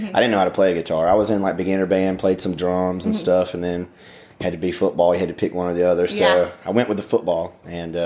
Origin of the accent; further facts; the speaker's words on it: Hartford, Alabama, United States; now in Nashville, United States; So my hometown's Hartford, Alabama. That's in the southeast part. We're just a little farm town. I grew up, you know, country kid, basically.